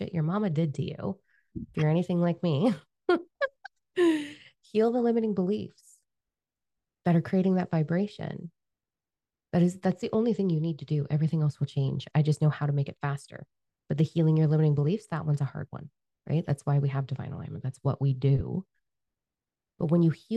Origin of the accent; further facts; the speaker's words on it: Canada; We're Canadian